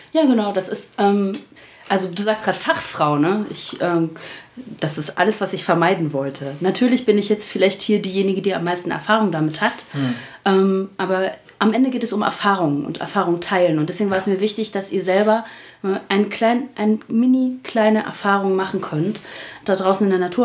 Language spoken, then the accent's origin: German; Spreewald, Brandenburg, Germany; now in Essen, Germany; Geboren bin ich allerdings im Spreewald, also ich bin ein echtes Landei